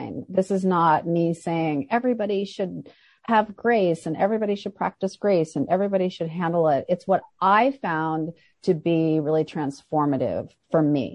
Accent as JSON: {"language": "English", "town": "Fairbanks", "region": "Alaska", "country": "United States", "tie": "born or raised there", "moved": "yes", "said": "I'm from Fairbanks, Alaska, which is a town in one of the few towns in Alaska."}